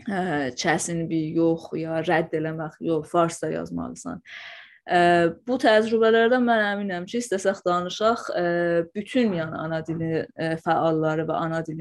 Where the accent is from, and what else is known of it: Iranian Azerbaijan, Iran; first language Azerbaijani Turkish